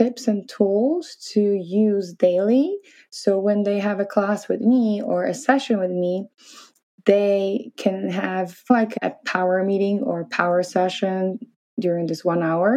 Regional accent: Poland; moved away as an adult; also born or lived in New York City, United States; So Poland is a little bit different than America. We are not that open and we're coming from Catholic

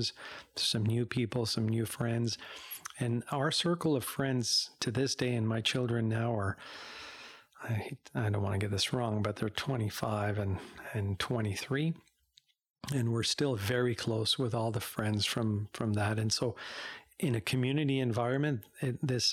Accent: Montreal, Quebec, Canada; moved away as an adult; also born or lived in Barrie, Ontario / Ottawa, Ontario; now in Embrun, Canada; I grew up in Montreal

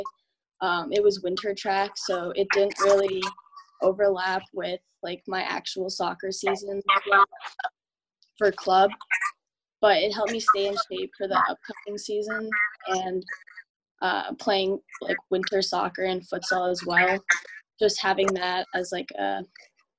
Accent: Medford, Massachusetts, United States; I'm from Medford, so it's really close to Boston

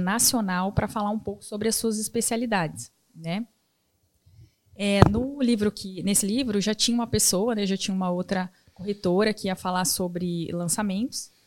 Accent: Cascavel, Paraná, Brazil; moved away as an adult; now in Maringá, Brazil; Eu sou de Cascavel, nascida em Cascavel

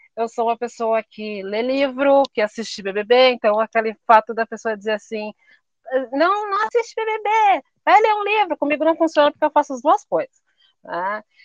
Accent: Brazil; a gente é brasileiro

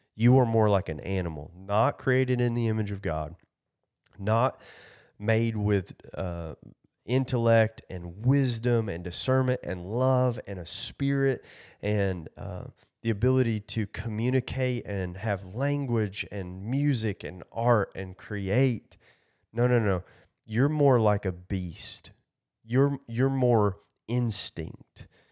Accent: Kentucky, United States; I am from Kentucky

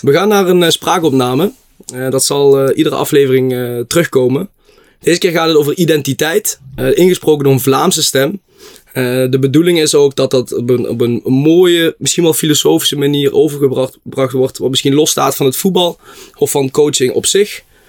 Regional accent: Blitterswijk, Limburg, Netherlands; ik kom uit Blitterswijk, het mooiste dorpje van de gemeente Venray

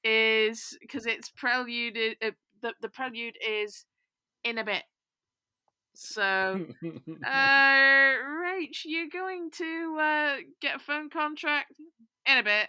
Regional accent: United Kingdom; I'm not very good at being British

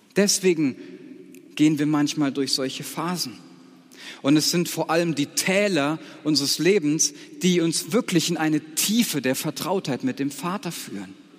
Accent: Siegerland, North Rhine-Westphalia, Germany; moved away as an adult; ich komme aus einem Gebiet Siegerland, das war ein ganz anderes geistliches Klima

